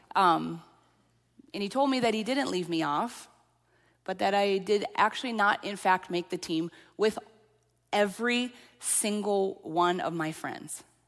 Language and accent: English; central Minnesota, United States; accent: central Minnesota; also born or lived in Lafayette, Louisiana; I actually had one person pinpoint me to central Minnesota